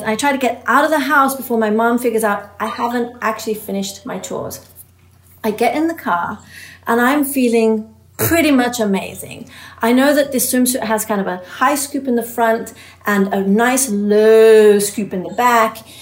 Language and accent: English; England, United Kingdom; moved away; I was an immigrant growing up in England.